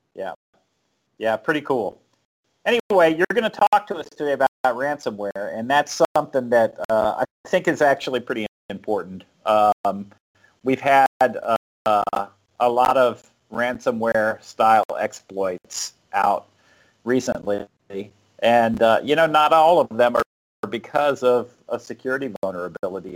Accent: South Florida, United States; moved away as an adult; also born or lived in North Carolina; I'm from South Florida, and uh, the first, first time I ever saw snow was like when I moved to North Carolina. I was probably 22, 23 years old

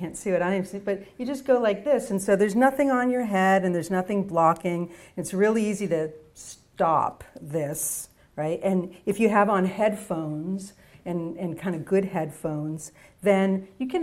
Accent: Boston, Massachusetts, United States; I'm from Boston

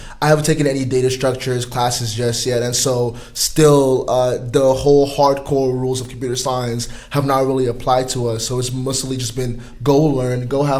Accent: Springfield, Missouri, United States; moved away as an adult; now in San Francisco, United States; I grew up, I went to high school in Springfield, Missouri. It's like 150,000 people, nothing big to it. And now I'm working in San Francisco

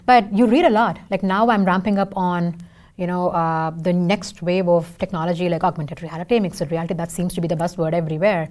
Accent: India; first language Tamil; English is a second language; now in Seattle, United States; I can sing in four languages because I'm from India.

